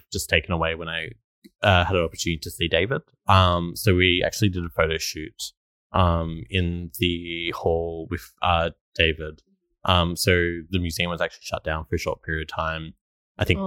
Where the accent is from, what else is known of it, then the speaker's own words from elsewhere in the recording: Australia; also born or lived in Melbourne / Stradbroke Island; growing up in Australia